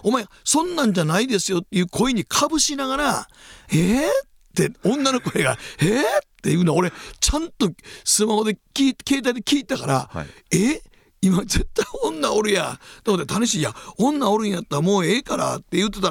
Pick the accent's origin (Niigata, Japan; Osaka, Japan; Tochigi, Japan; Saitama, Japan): Osaka, Japan; 大阪駅でうちの実家に泊まると